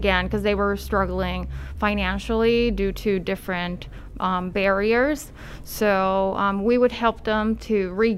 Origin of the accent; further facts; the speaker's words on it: Puerto Rico; moved away as an adult; now in Tampa Bay, United States; I was born and raised in Puerto Rico